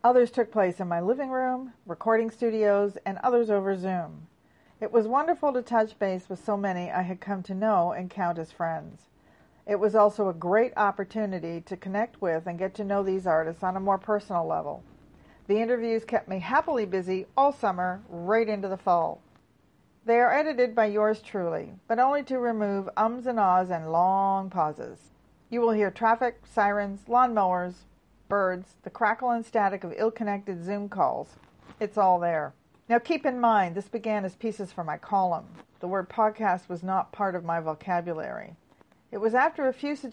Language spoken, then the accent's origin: English; Toronto, Ontario, Canada; my hometown of Toronto and surrounding area